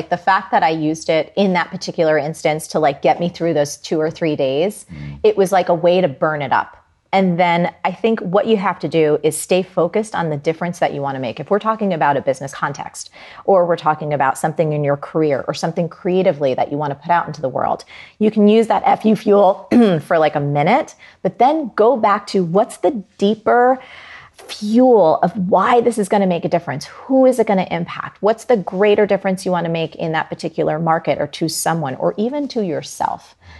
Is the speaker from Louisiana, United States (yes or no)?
no; New Jersey, United States; I'm from Jersey and it's very hard.